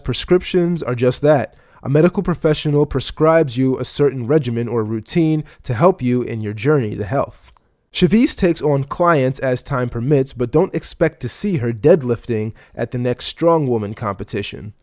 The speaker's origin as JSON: {"language": "English", "town": "Baltimore", "region": "Maryland", "country": "United States", "said": "I'm from Baltimore"}